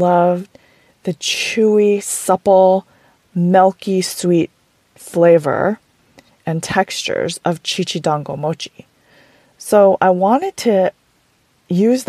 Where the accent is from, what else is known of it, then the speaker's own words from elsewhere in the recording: Oahu, Hawaii, United States; I grew up on Oahu in Hawaii, and my grandparents and I would hang out a lot when I was little.